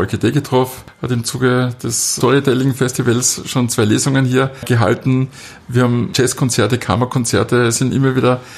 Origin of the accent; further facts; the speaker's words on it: Wildon, Styria, Austria; also born or lived in Graz; Doch, ich bin schon Grazer, bin aber eben in der Südsteiermark, äh, in Bildon aufgewachsen und dann in Leimitz äh, zur Schule gegangen.